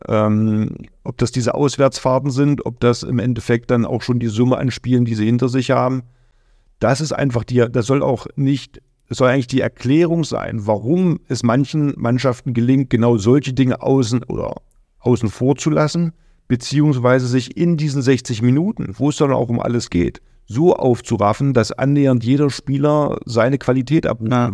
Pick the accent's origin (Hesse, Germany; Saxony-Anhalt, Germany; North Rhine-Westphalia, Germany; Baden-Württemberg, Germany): Saxony-Anhalt, Germany; Magdeburg; moved away; für mich als Magdeburger Junge